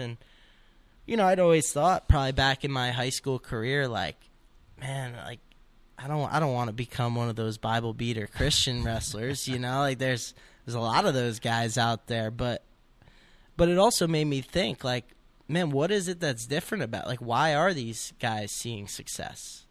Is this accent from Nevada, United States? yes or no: no; Montville, New Jersey, United States; I'm from Montville, New Jersey